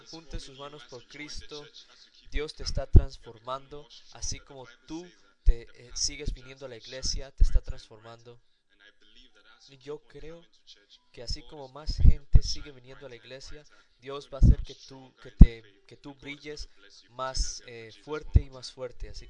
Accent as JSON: {"language": "Spanish", "country": "Guinea-Bissau", "said": "soy de Guinea-Bissau"}